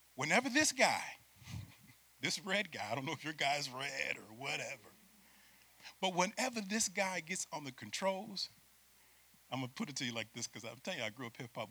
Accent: Syracuse, New York, United States; moved away as an adult; now in Florida, United States; I'm from Syracuse, New York, and I'm a city boy

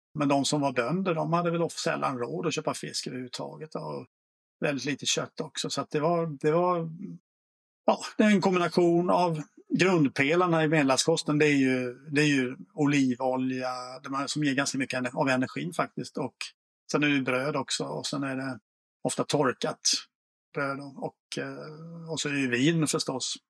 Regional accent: Småland, Sweden; jag är själv från Småland

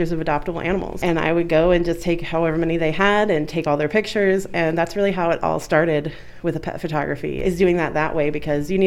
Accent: Westfield, Indiana, United States; also born or lived in Ohio / Wisconsin / Pennsylvania; now in Muncie, United States; I moved away in 2003 is actually when I really moved away

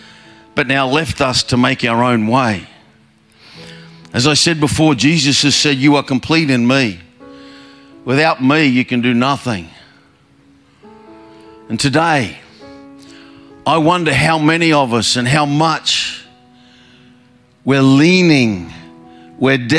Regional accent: Queensland, Australia; I'm from Queensland

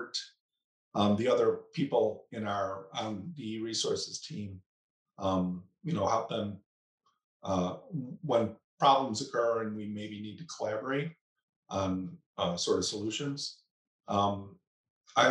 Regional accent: Snyder, New York, United States; I'm a lifelong Western New Yorker. I grew up in Snyder, New York, which is in the town of Amherst

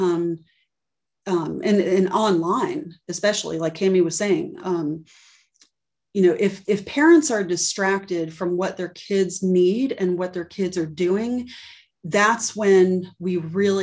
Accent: Miami, Florida, United States; I'm from Miami, and I saw a lot growing up

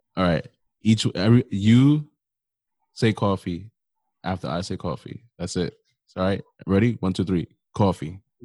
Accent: New York, United States; accent: New York; we all got a New York accent.

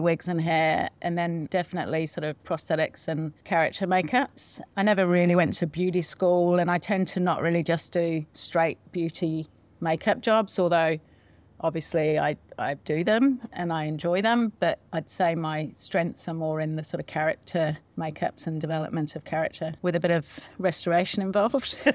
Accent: Solihull, West Midlands, United Kingdom; moved away as an adult; now in New Zealand; In a place called Solihull, just in the West Midlands

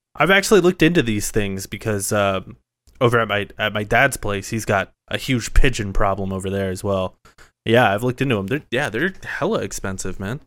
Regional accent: Phoenix, Arizona, United States; My hometown is, like, actually going places

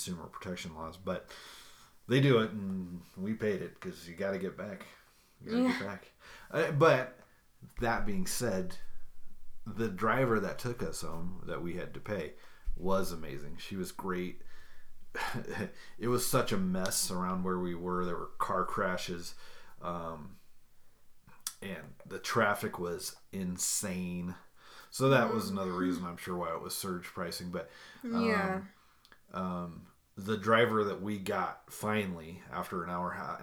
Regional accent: United States; we're American

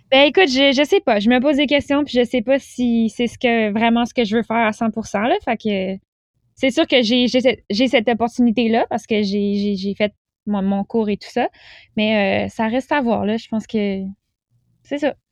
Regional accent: Pont-Rouge, Quebec, Canada; moved away as an adult; now in Montreal, Canada; je venais de Québec. Euh, ben, en fait, je viens de Pont-Rouge, qui est un petit village

